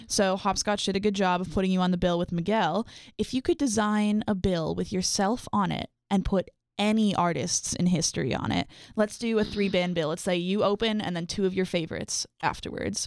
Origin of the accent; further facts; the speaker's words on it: Ottawa, Ontario, Canada; moved away; I'm from Ottawa